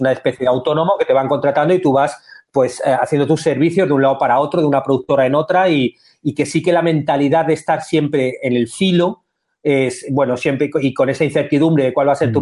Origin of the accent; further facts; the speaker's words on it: Madrid, Community of Madrid, Spain; moved away as an adult; now in Montevideo, Uruguay; yo soy madrileño, vivía en Madrid